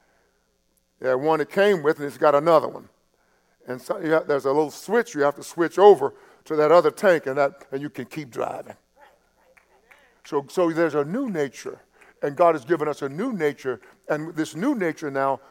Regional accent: East Texas, United States; I grew up in East Texas

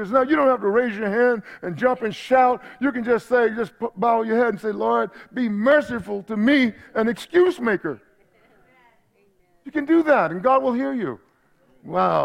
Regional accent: East Texas, United States; back home when I grew up in East Texas

